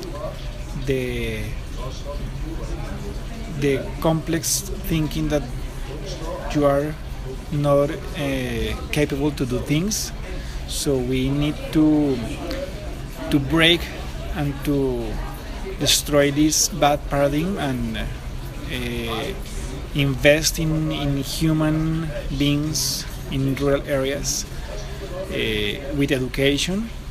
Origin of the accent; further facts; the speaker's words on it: Colombia; now in Antigua, Guatemala; I'm from Colombia